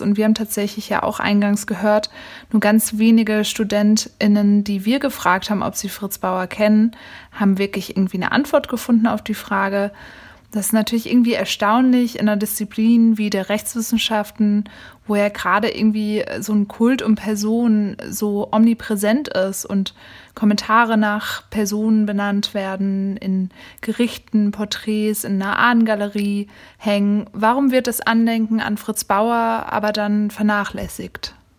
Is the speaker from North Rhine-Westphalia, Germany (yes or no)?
no; Frankfurt, Hesse, Germany; ich bin selbst in Frankfurt aufgewachsen